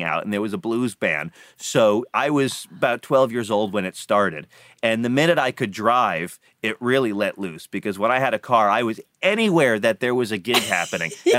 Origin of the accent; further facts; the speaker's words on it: Florida, United States; I grew up in Florida